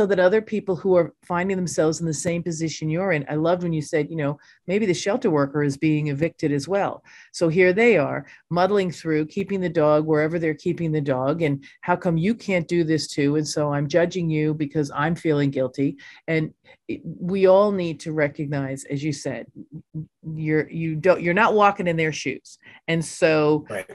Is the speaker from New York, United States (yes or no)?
yes; New York, United States; I'm a New Yorker